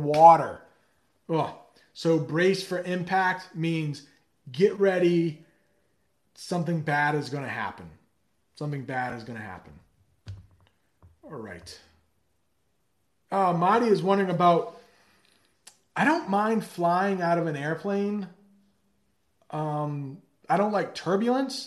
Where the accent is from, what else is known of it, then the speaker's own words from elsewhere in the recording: United States; as an American.